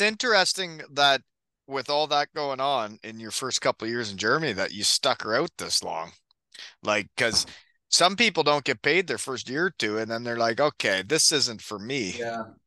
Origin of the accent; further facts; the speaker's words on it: 15 minutes from Kitchener, Ontario, Canada; 15 minutes from my hometown